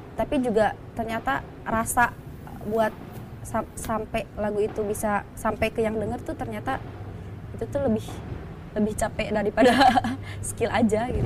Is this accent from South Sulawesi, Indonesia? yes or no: no; Garut, West Java, Indonesia; moved away as an adult; now in Jakarta, Indonesia; kita dari Garut yang pelosok